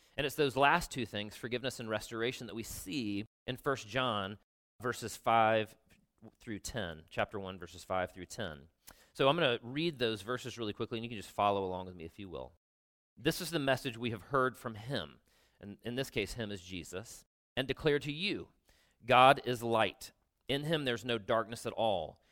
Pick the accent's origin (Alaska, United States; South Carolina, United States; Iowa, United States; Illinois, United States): South Carolina, United States; I'm from South Carolina